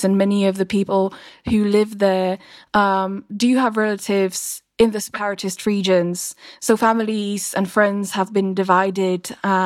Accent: Slovakia; my home country, Slovakia

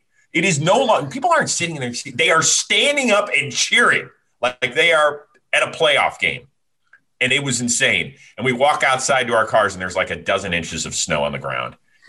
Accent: Cleveland, Ohio, United States; I'm from Cleveland.

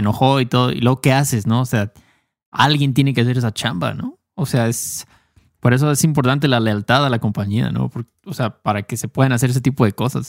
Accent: Mexico; Héctor y yo no somos los únicos mexicanos del mundo, obviamente, pero somos mexicanos

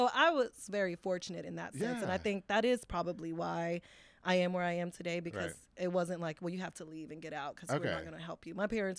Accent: Waco, Texas, United States; So I was born and raised here in Waco, Texas.

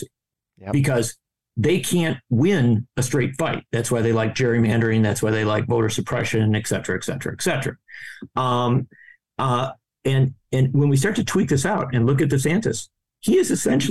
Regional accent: Wisconsin, United States; I come from Wisconsin

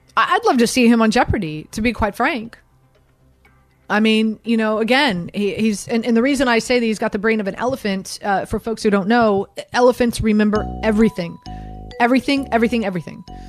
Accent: Miami, Florida, United States; I'm from Miami.

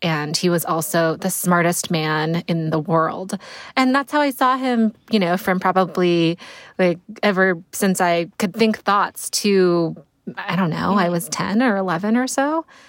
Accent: Connecticut, United States; I grew up in Connecticut

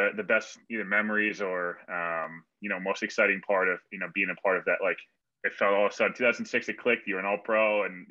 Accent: Westchester, New York, United States; I'm from Westchester

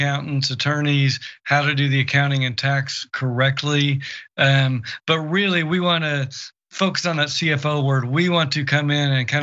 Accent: Oklahoma, United States; very red states like my home state of Oklahoma

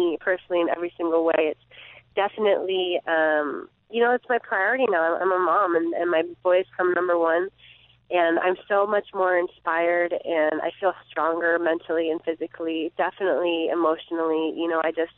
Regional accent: Saratoga, California, United States; I'm in my hometown

